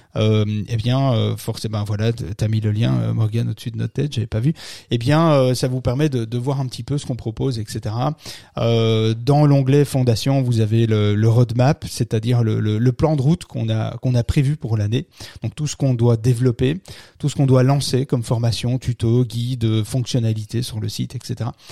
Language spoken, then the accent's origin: French; Belgium; chez nous en Belgique.